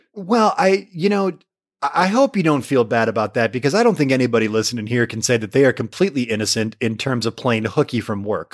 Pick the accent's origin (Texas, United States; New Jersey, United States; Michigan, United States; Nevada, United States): Michigan, United States; somebody like me from Michigan